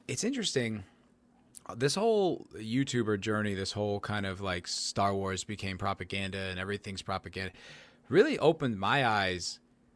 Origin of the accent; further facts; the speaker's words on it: New Jersey, United States; I grew up in New Jersey